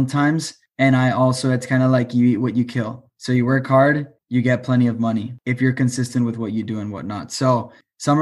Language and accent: English; El Paso, Texas, United States; also born or lived in Austin, Texas; I am from El Paso, Texas. I moved to Austin when I was 19